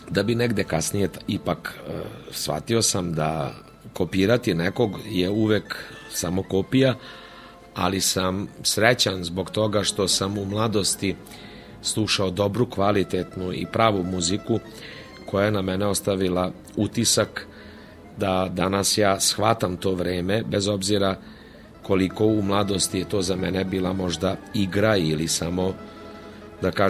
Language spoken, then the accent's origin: Croatian; Vojvodina, Serbia; jako puno bendova tamburaških danas postoje u Slavoniji, pa i kod nas u Vojvodini nešto manje